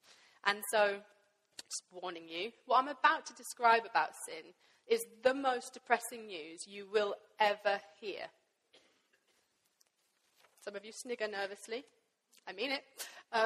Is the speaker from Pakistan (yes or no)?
yes; Pakistan; I grew up in Pakistan